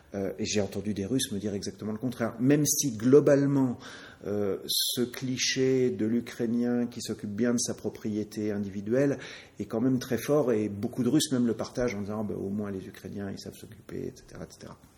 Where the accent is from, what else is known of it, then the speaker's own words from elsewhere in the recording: France; en tant que Français, euh, bah, j'ai appris, comme tous les petits Français, que Charlemagne était français